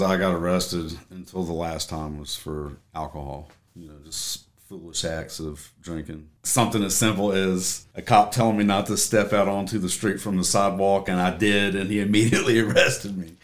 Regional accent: Tennessee, United States; moved away; born and raised in Tennessee

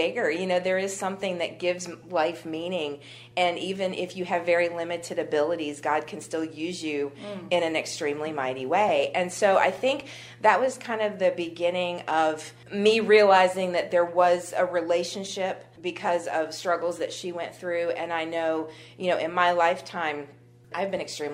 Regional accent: Harrisonburg, Virginia, United States; also born or lived in Staunton, Virginia / New Jersey / Bridgewater, Virginia; I am local. I was born in Stanton. My parents moved to Harrisonburg when I was 3, I believe, and I've been in the Harrisonburg-Bridgewater area ever since

